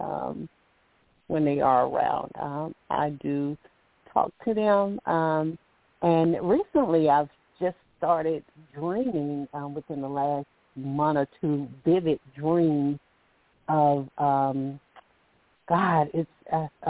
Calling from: Alabama, United States; I'm calling from Alabama

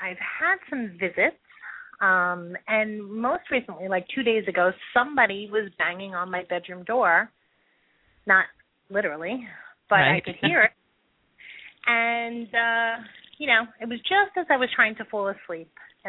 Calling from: New York, United States; New York.

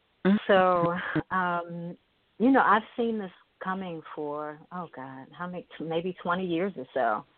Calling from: Bowie, Maryland, United States; I am calling from Bowie, Maryland, which is about 20 minutes outside of Washington, D.C. Not too far from the heart of Babylon.

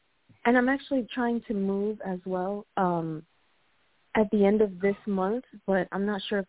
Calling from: Puerto Rico; I'm calling from Puerto Rico.

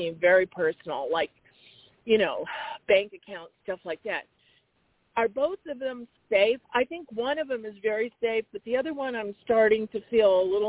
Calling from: Arizona, United States

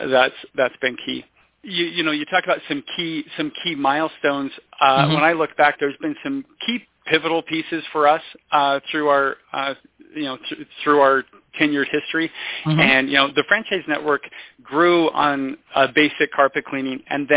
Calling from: Logan, Utah, United States; I am calling from beautiful Logan, Utah.

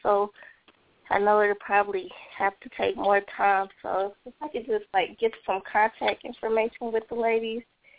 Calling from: Atlanta, Georgia, United States; I'm calling from Atlanta.

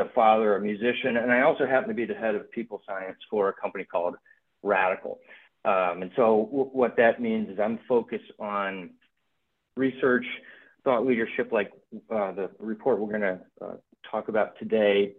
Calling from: New York area, United States; moved away; I'm calling from the New York area. I uh, live outside New York City and uh, been here long enough to, I think, be a New York native.

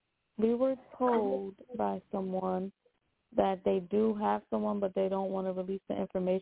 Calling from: New York, United States; calling from New York.

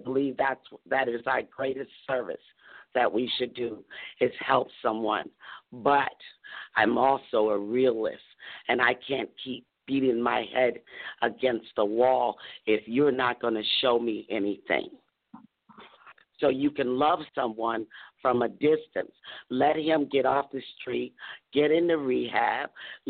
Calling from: Doraville, Georgia, United States; I'm calling from beautiful downtown Doraville, Georgia.

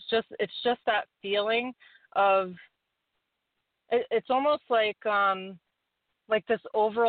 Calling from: Warwick, New York, United States; Hi, this is … from Warwick, New York.

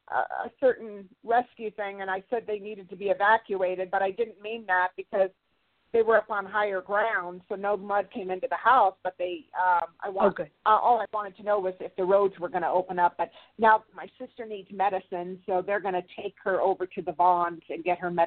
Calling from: Santa Barbara, California, United States; I'm calling while the mudslides are in Santa Barbara, California.

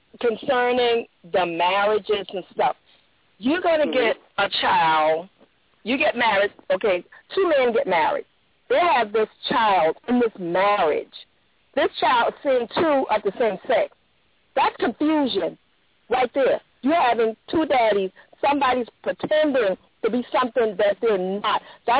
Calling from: Jacksonville, Florida, United States; I'm calling from Jacksonville.

